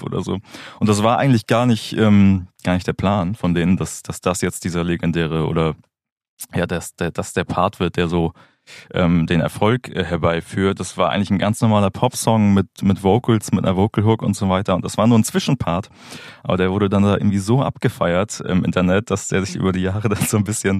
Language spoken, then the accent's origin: German; Schleswig-Holstein, Germany; also born or lived in Hamburg; now in Berlin, Germany; Ich komme ursprünglich aus Schleswig-Holstein, habe dann in Hamburg äh, Musikmanagement studiert